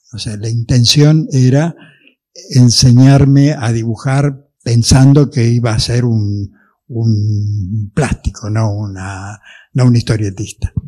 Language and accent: Spanish; Buenos Aires, Argentina; Yo en esa época vivía cerca de Retiro, digamos, más o menos por Carlos Pellegrini y Juncal